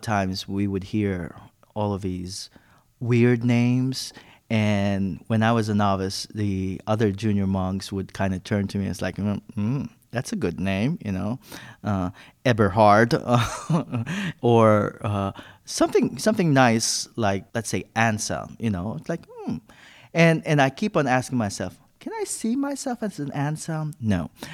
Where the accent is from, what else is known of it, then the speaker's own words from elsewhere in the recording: Philippines; moved away; I'm originally from the Philippines